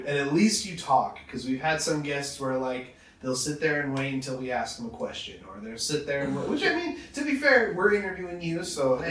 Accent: Utah, United States; now in Los Angeles, United States; we're from Utah

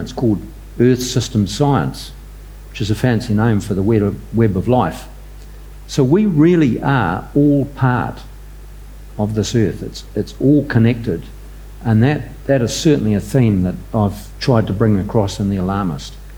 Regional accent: New Zealand; I'm a Kiwi

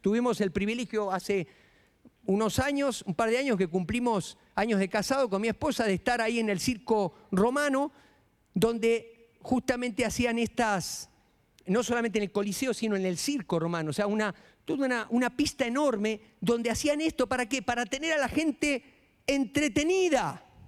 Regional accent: Florencio Varela, Buenos Aires Province, Argentina; moved away as an adult; now in Mexico; Florencio Varela, donde yo nací

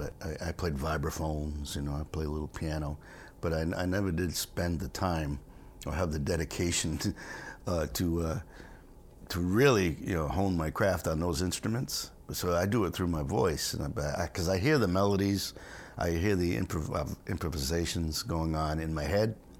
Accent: Rhode Island, United States; also born or lived in Stonington, Connecticut; I was born in Rhode Island

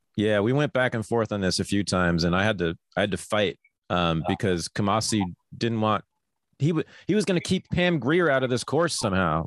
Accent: Berkeley, California, United States; growing up in Berkeley, California in the 1970s in a feminist household

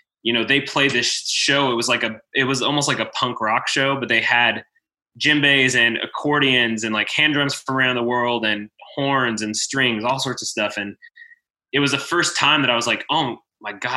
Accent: Waxhaw, North Carolina, United States; also born or lived in Texas; I grew up in North Carolina, kind of in Texas, and then North Carolina, south of Charlotte a little bit, in a little town called Waxhaw

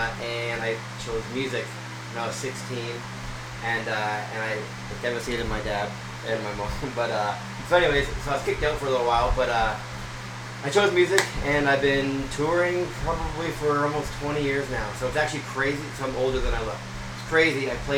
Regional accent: just outside Toronto, Ontario, Canada; now in Nashville, United States; I grew up in just outside Toronto, Ontario, in Canada. So, really close to Buffalo. So, I was like almost American, you know?

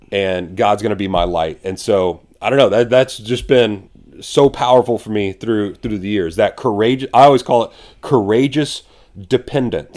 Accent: San Antonio, Texas, United States; we're from San Antonio

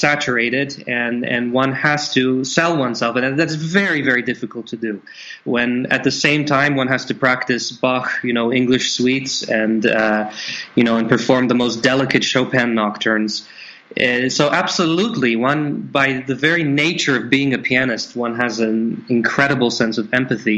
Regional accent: Canada; moved away; Being born in Canada

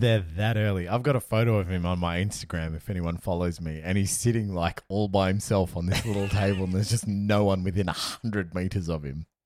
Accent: Perth, Western Australia, Australia; now in Melbourne, Australia; I live in Melbourne, I'm from Perth

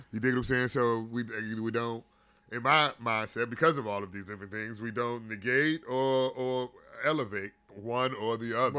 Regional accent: Gary, Indiana, United States; I grew up in Gary, Indiana, and there was some deep pain in that motherfucker

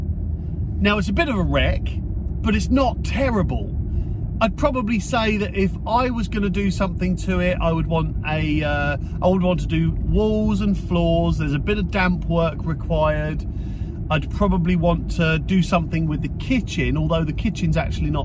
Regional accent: South Coast, Portsmouth area, South East England, United Kingdom; I'm from the South Coast. I'm down in the Portsmouth area

